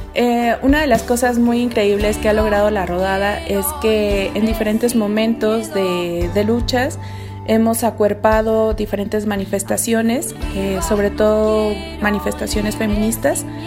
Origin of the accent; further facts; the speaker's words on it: Mexico City, Mexico; now in San Cristóbal de las Casas, Mexico; personas de la ciudad, como es mi caso y, el tuyo, que venimos de la Ciudad de México